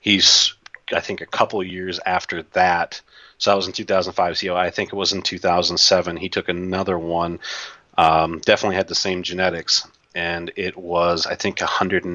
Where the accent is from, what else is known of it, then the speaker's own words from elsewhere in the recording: Wisconsin, United States; I'm from Wisconsin